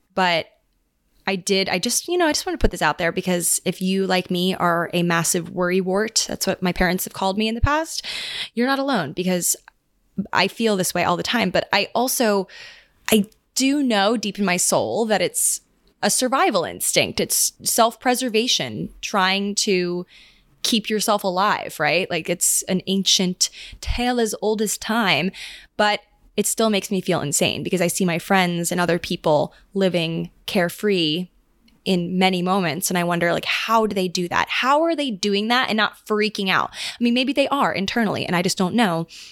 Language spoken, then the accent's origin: English; Maryland, United States; now in New York, United States; I'm going back home again to Maryland